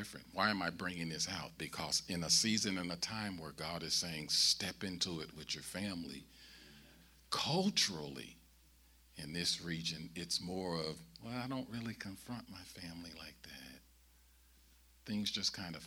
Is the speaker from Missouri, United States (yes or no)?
yes; St. Louis, Missouri, United States; I'm born and raised in St. Louis